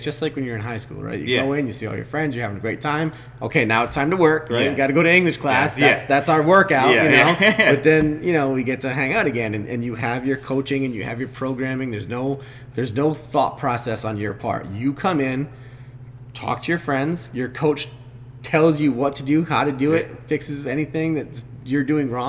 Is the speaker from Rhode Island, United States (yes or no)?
yes; Westerly, Rhode Island, United States; the members, most of us came from here. You know, we're from Westerly, or we're from, you know, Stonington, things like that.